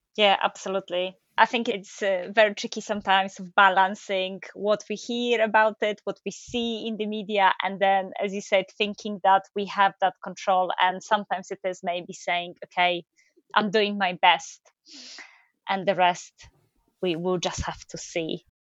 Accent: Poland; moved away as an adult; now in United Kingdom; I come from Poland.

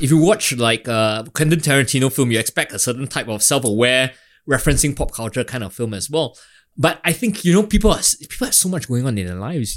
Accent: Singapore; as a Singaporean creative

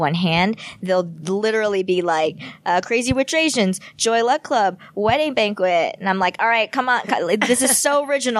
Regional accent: United States; I want to target the American audience first and foremost because I am American.

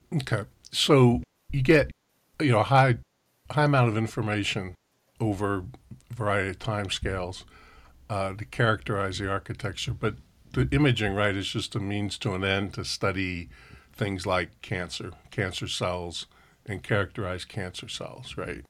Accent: New Jersey, United States; moved away; also born or lived in Berkeley, California; I grew up in New Jersey

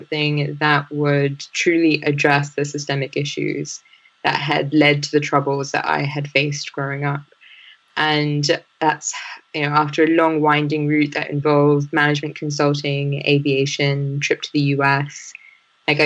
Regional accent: London, United Kingdom; also born or lived in Liberia; I grew up in West London, and I came over to the UK as a refugee from the Liberian Civil War

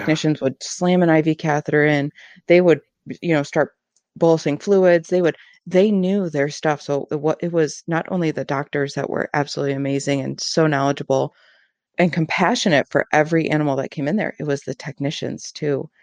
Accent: Ann Arbor, Michigan, United States; I grew up in Ann Arbor. I'm from this area.

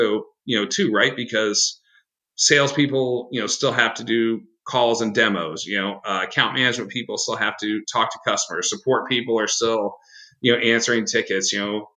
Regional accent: Midwest, United States; I'm a Midwesterner

